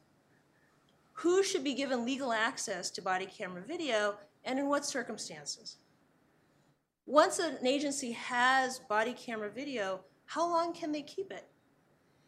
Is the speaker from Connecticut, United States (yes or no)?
no; California, United States; my home state of California